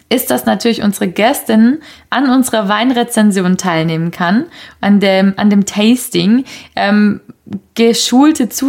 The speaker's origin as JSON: {"language": "German", "area": "near Magdeburg", "region": "Saxony-Anhalt", "country": "Germany", "moved": "yes", "lives_now": "Berlin, Germany", "said": "ursprünglich komme ich aus Sachsen-Anhalt, aus der Nähe von Magdeburg."}